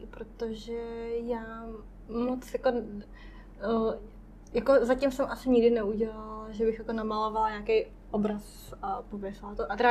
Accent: Czechia; also born or lived in Taiwan; já jsem Češka, fakt kokyš, tak to ukážu občanku, že nejsem větnamka, ale no, Češka. A že opravdu neumím větnamsky.

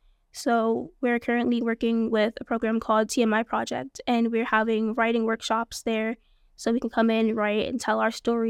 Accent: Bronx, New York, United States; also born or lived in Kingston; I was born and raised in the Bronx, New York, with my two parents and my three other siblings. When I was about the age of 9, we moved up to Kingston, New York.

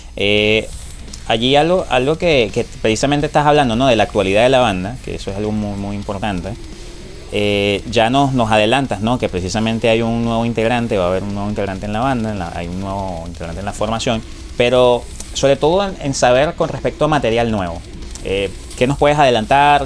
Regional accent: Venezuela

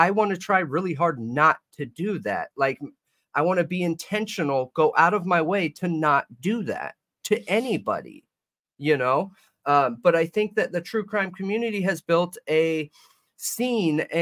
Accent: Southern California, United States; I'm from SoCal.

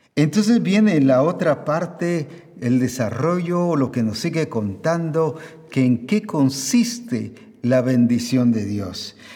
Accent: Guatemala; como decimos aquí en Guatemala

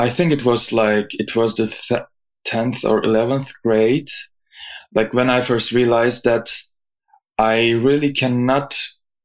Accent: Izmir, Turkey; moved away as an adult; now in Zurich, Switzerland; I was born in Izmir, Turkey, and I finished my bachelor studies there.

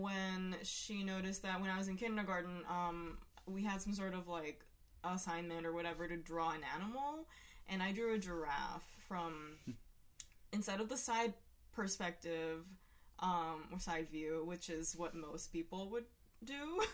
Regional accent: Hiroshima, Japan; where I was born as well.

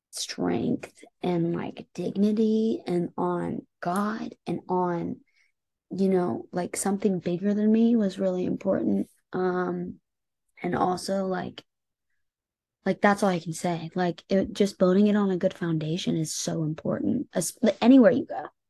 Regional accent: Indianapolis, Indiana, United States; moved away as an adult; also born or lived in Los Angeles, United States; now in Nashville, United States; growing up in Indiana

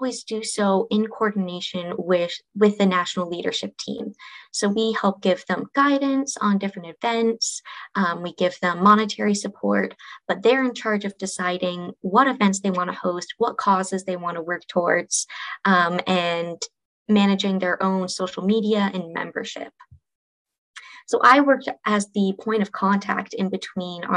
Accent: Colorado, United States; moved away as an adult; also born or lived in Indiana; now in Washington, D.C., United States; I grew up in Colorado, colorful Colorado, as we like to call it

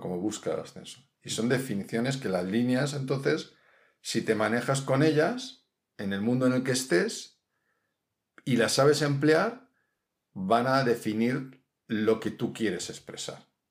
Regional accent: Mediterranean coast, Spain; now in Madrid, Spain; Yo, que soy del Mediterráneo

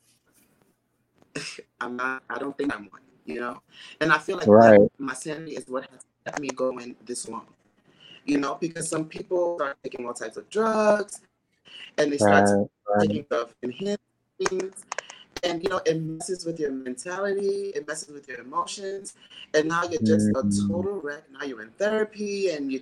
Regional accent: New York City, New York, United States; also born or lived in Houston, Texas; I'm from New York City. I grew up in Staten Island, and my father's from Brooklyn, so I was always back and forth, but I also lived 4.5 years in Houston, Texas

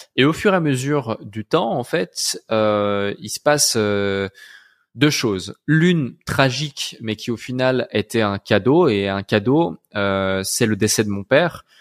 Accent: Switzerland; Je suis né dans une petite ville euh, en Suisse à la campagne

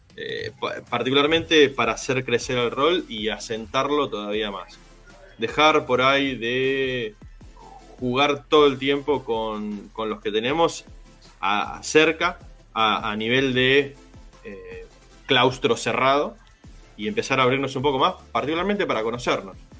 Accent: Buenos Aires North, Argentina; ni siquiera somos del sur, somos de Buenos Aires Norte

